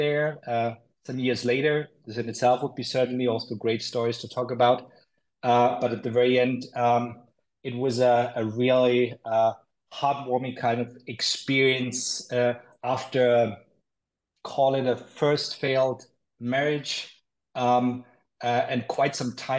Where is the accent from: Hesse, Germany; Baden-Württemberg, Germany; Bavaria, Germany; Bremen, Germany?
Bavaria, Germany; Nuremberg; I was born in Nuremberg, Germany. I grew up in a village close to the town